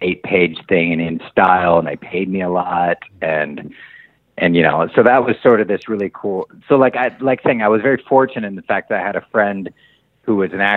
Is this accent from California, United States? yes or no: yes; Long Beach, California, United States; also born or lived in Hollywood, Los Angeles; now in Los Angeles, United States; I was born here and then we moved a little south of here to Long Beach. So I grew up most of my life was spent down in Long Beach, like 35 miles south of here